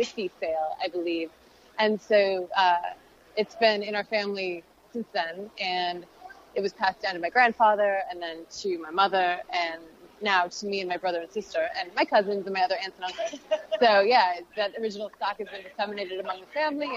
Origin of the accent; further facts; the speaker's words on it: De Pere, Wisconsin, United States; moved away as an adult; now in Los Angeles, United States; grew up in the Green Bay area. I'm from West De Pere, Wisconsin.